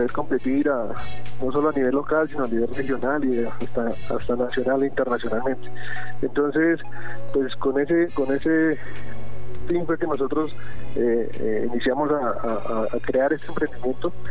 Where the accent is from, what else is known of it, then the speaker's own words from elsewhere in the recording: Sopó, Cundinamarca, Colombia; Nosotros funcionamos acá, somos de Sopó, sí, pero también apoyamos todo el tema de la región.